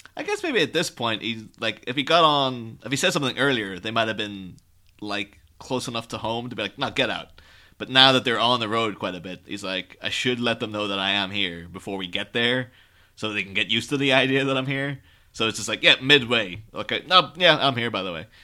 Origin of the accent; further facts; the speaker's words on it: Ireland; moved away as an adult; now in England, United Kingdom; I grew up in Ireland, but I'm living in England at the mi-, at the minute